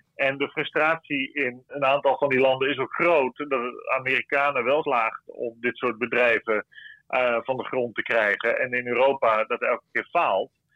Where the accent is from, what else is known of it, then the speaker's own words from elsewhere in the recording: Netherlands; wij hebben als Nederlanders